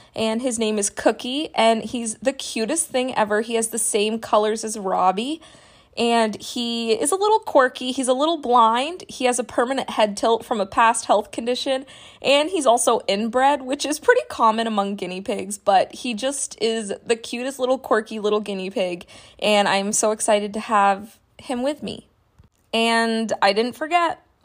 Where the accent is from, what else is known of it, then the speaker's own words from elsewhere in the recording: New Hampshire, United States; I grew up in New Hampshire